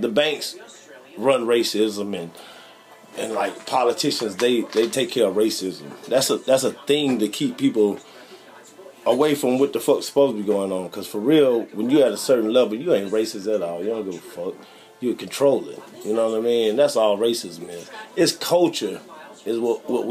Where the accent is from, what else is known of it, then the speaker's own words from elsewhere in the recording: United States; I'm not that Haitian, man. I'm from America